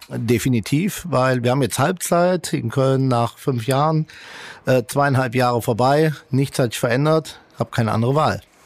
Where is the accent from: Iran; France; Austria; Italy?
Italy; now in Germany; Als Italiener